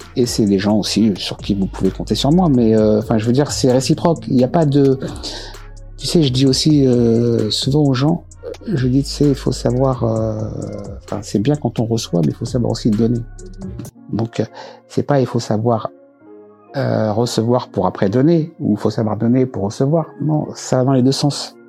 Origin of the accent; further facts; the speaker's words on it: La Grande Borne, Île-de-France, France; also born or lived in Choisy-le-Roi; j'ai grandi à la Grande Bande.